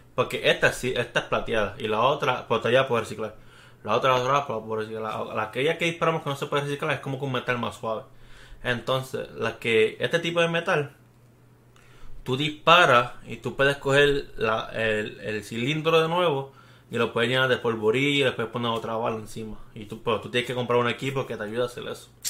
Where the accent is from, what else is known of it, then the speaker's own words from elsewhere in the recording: Bayamón, Puerto Rico; now in Texas, United States; Somos de Bayamón